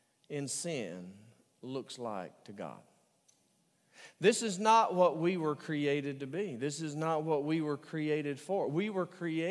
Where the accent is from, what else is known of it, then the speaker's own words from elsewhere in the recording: the South, United States; a theater in my hometown. That is the Lyric Theater